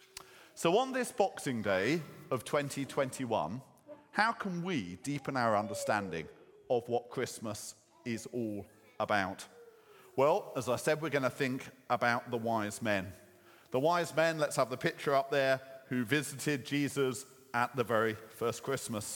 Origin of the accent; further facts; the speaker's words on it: Croydon, London, United Kingdom; When I was young and growing up in Croydon